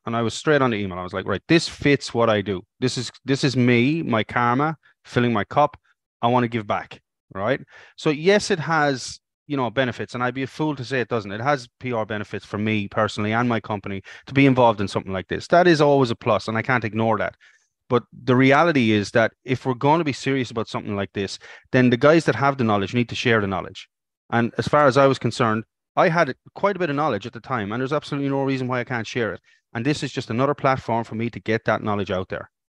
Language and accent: English; Ireland; moved away as an adult; now in Australia; ended up back in Ireland